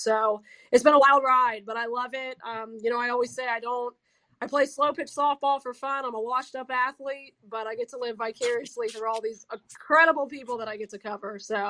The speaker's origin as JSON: {"language": "English", "town": "Gainesville", "region": "Florida", "country": "United States", "tie": "born or raised there", "also_born_or_lived": "Tallahassee", "said": "So I was born in Tallahassee. My parents went to Florida State. My dad's originally from Gainesville, though. So I was about a year and a half old, and we moved back to Gainesville. It was a very strange childhood, being raised in Gator Country by Florida State fans."}